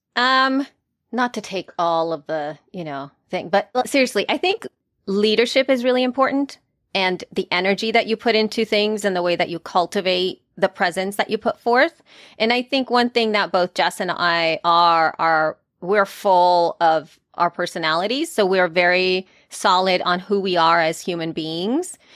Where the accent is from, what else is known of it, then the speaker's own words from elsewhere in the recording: El Salvador; moved away; I am from El Salvador, Central America, and I'm an immigrant